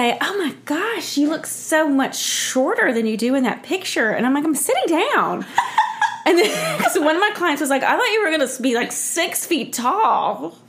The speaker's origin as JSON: {"language": "English", "town": "Columbus", "region": "Georgia", "country": "United States", "also_born_or_lived": "Spain / Charlotte / New York City", "moved": "as an adult", "said": "So I'm from Columbus, where Jennifer's also from."}